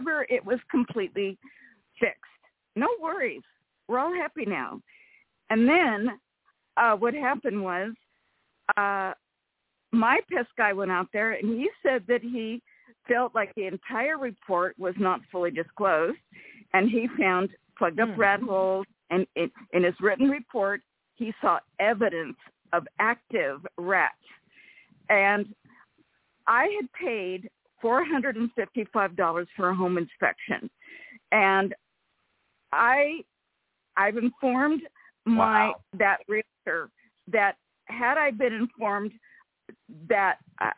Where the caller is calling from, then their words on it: Rancho Cordova, California, United States; from Rancho Cordova.